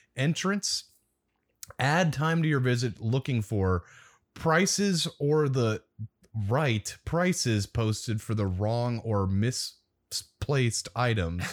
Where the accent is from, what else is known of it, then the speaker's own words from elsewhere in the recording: Omaha, Nebraska, United States; I'm from Omaha, Nebraska